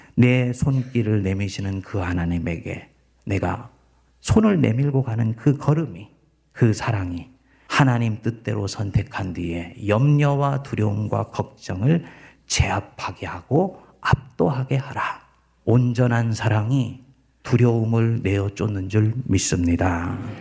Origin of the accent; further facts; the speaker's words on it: South Korea; moved away as an adult; 내가 태어나서 내가 살았던 고국산천이